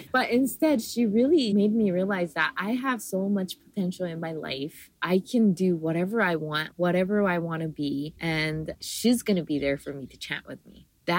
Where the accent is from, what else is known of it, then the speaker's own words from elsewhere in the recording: Hawaii, United States; because I was local, I am still a local, but growing up in Hawaii, like I always see like tourists coming into Hawaii.